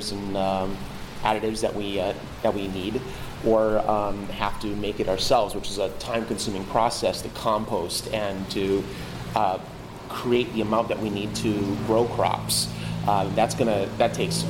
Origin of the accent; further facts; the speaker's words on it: Oahu, Hawaii, United States; moved away as an adult; now in Big Island, Hawaii, United States; I grew up on Oahu, and it's really different here